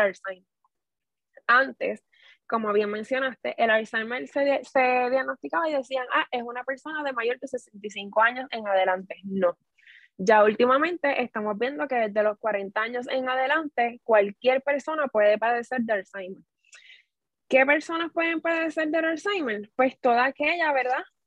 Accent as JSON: {"language": "Spanish", "town": "Corozal", "country": "Puerto Rico", "moved": "yes", "lives_now": "Guayama, Puerto Rico", "said": "naturalmente soy de Corozal"}